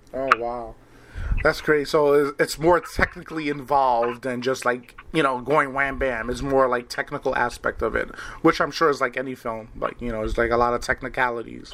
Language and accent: English; New York, United States; now in Wisconsin, United States; I'm originally from New York. I live in Wisconsin now.